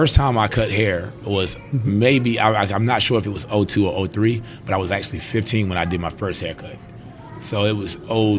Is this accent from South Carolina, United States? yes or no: yes; Greenville, South Carolina, United States; also born or lived in Nassawadox, Virginia; But I was born in Nassau, Virginia. And I mean, it was my roots here. And I moved to South Carolina in 1995. Okay. And I was 8 years old, I want to say.